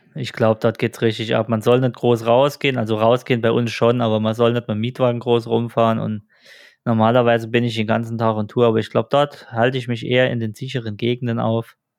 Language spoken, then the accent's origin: German; Germany; bei uns in Deutschland